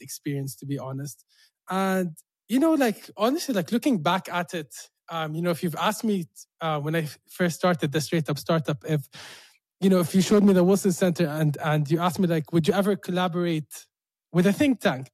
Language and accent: English; Jordan; living in Jordan, like born and raised in Jordan